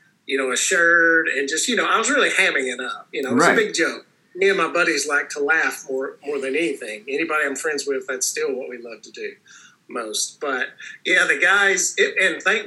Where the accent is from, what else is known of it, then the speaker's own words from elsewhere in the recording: Tennessee, United States; moved away; I'm like, Tennessee!